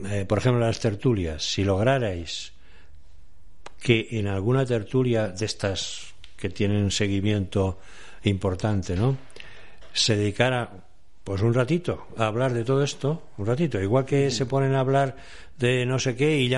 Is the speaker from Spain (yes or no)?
yes; Aragon, Spain; he hablado de Aragón, mi tierra